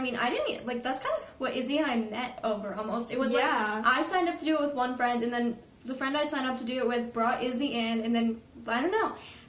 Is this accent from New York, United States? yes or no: no; Atlanta, Georgia, United States; we're from Atlanta